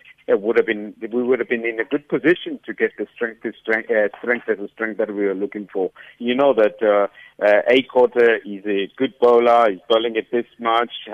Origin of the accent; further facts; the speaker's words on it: East London, Eastern Cape, South Africa; while I was still growing up in East London.